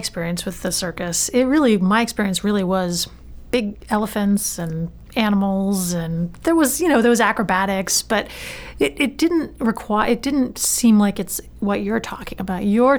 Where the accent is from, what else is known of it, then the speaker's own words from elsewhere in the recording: Maine, United States; Growing up in Maine